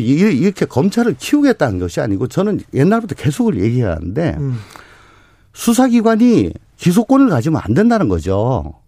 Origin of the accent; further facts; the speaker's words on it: Daegu, South Korea; 원래 대구가 고향입니다.